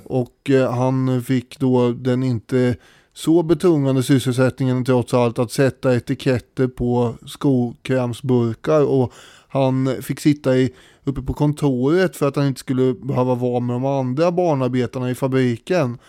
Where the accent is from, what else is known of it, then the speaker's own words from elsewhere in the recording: Sweden; för mig som svensk